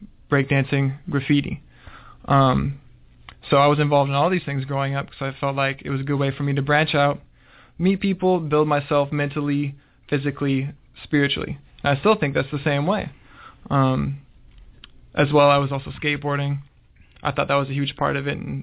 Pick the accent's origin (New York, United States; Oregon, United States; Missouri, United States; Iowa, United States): Oregon, United States; Portland; I was born in Portland